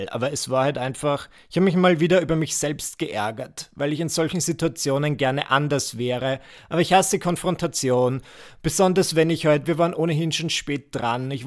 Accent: Müllendorf, Burgenland, Austria; Ihr müsst wissen, ich bin ja am Land groß geworden in Müllendorf.

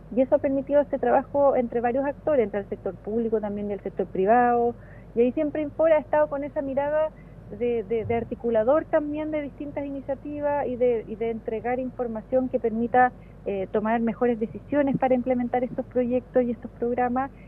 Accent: Santiago, Santiago Metropolitan Region, Chile; moved away as an adult; now in Valdivia, Chile; toda la vida viví en Santiago, nací en Santiago, viví toda la vida en Santiago y me trasladé al sur buscando mejor calidad de vida

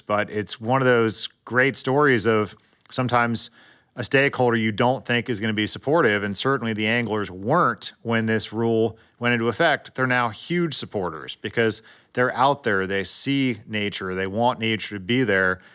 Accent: San Diego, California, United States; I grew up in Southern California and San Diego

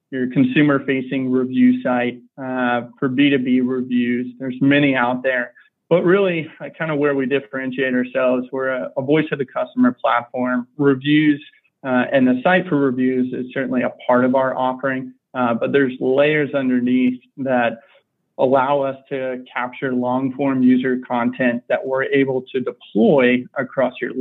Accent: Houston, Texas, United States; also born or lived in New Orleans, Louisiana; I grew up in Houston

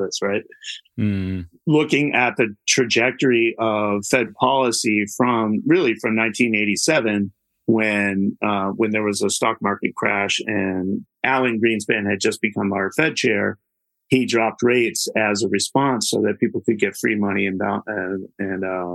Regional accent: United States; because I am an American

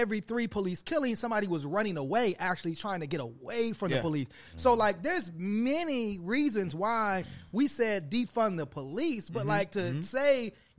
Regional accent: Chicago, Illinois, United States; I'm from Chicago.

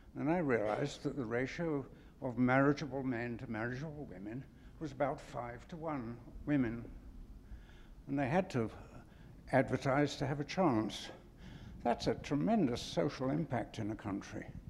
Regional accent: England, United Kingdom; moved away; I'm from England originally

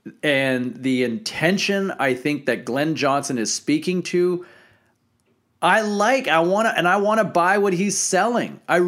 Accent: Ottawa, Ontario, Canada; I'm from Ottawa originally.

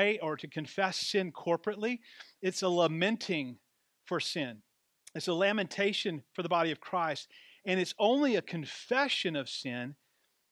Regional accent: Deep South, United States; my story about growing up in the Deep South

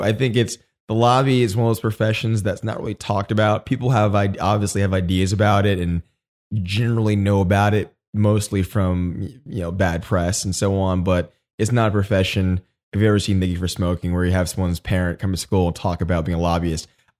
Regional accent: Austin, Texas, United States; also born or lived in Germany; I grew up in Austin. My dad was in the Air Force.

